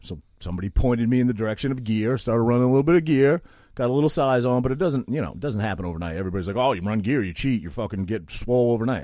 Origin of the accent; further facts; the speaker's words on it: Maine, United States; I'm this kid from Maine